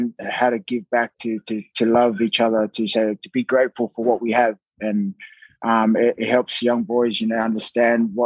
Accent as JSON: {"language": "English", "town": "Sydney", "region": "New South Wales", "country": "Australia", "tie": "born or raised there", "moved": "yes", "said": "back where I grew up in Mount Druitt"}